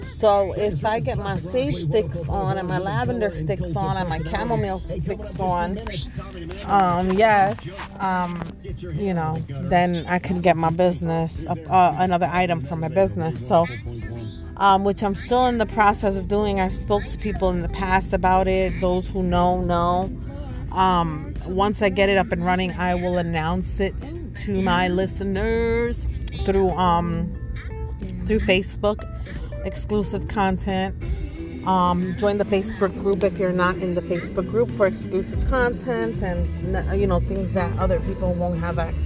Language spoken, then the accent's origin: English; New York, United States; moved away as an adult; I was raised in New York like all my life.